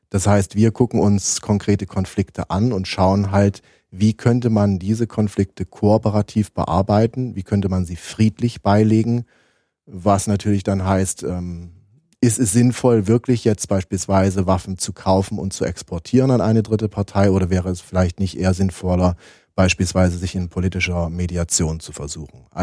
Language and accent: German; Leipzig, Saxony, Germany; Äh, ich bin in Leipzig geboren, mhm. Äh, Jahrgang 1977. Die ersten Jahre habe ich noch in der DDR verbracht, ähm, bin da auch schön zu den äh, jungen Pionieren und den Thälmann-Pionieren gegangen.